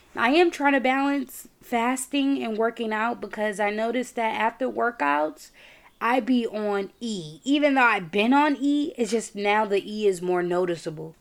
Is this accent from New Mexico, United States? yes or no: no; New York, United States; I'm from New York